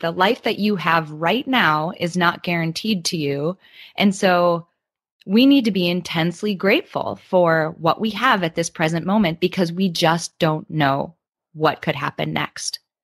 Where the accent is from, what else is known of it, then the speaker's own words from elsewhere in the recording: Midwest, United States; I grew up in the Midwest in the United States